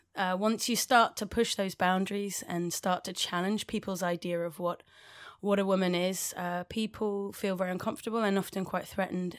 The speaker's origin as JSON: {"language": "English", "region": "London", "country": "United Kingdom", "accent": "English"}